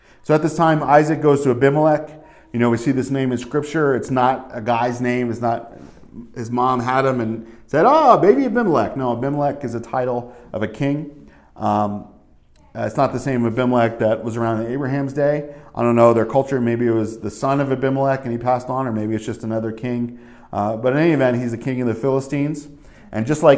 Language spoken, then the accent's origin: English; New Jersey, United States; moved away; also born or lived in New York City / upstate New York; When we grew up in Jersey